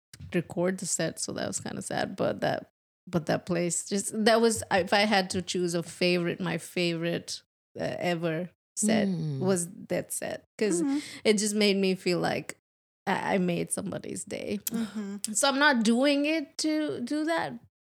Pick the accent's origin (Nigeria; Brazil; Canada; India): India; moved away as an adult; now in Nashville, United States; I'm Indian.